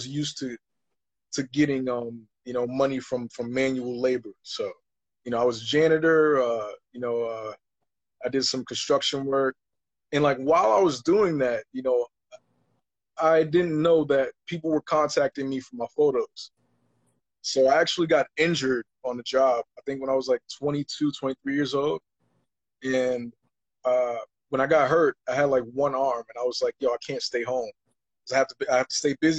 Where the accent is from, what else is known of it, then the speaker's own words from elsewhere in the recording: New York City, New York, United States; I was born and raised in Harlem, New York